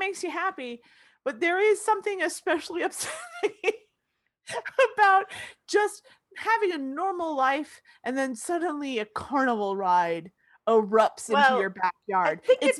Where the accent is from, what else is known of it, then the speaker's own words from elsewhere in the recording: Florida, United States; I was born and raised in Florida